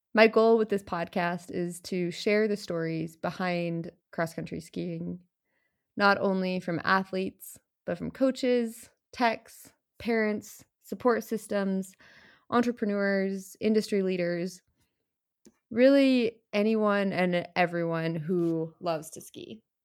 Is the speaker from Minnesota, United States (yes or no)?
yes; Plymouth, Minnesota, United States; I am originally from Plymouth, Minnesota, where my parents were looking for a way to get the family outside in the middle of the winter.